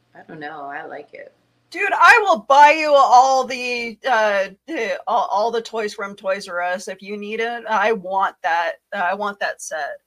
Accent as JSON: {"language": "English", "country": "Canada", "said": "I am Canadian"}